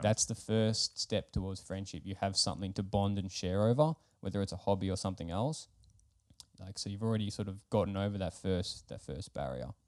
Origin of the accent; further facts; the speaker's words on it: Melbourne, Victoria, Australia; now in Finland; I'm from Australia